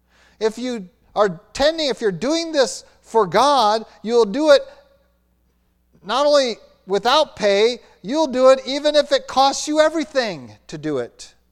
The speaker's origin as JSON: {"language": "English", "region": "Minnesota", "country": "United States", "tie": "born or raised there", "said": "If you've ever seen butchers come out to a flock, and I've seen that growing up in Minnesota"}